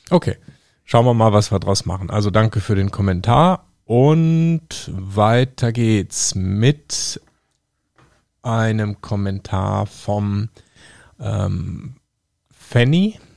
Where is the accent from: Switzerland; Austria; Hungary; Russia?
Russia; Ich bin Russe und in Russland heißt vier Schittiri.